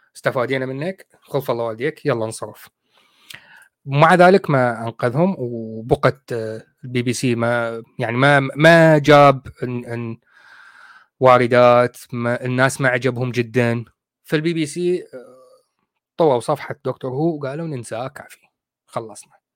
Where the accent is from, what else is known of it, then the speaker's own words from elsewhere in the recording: Iraq; moved away as an adult; now in United Kingdom; نحن عندنا بالعراق